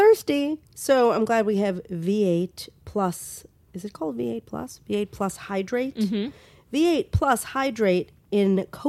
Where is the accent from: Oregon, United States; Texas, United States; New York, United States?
New York, United States; I'm from New York.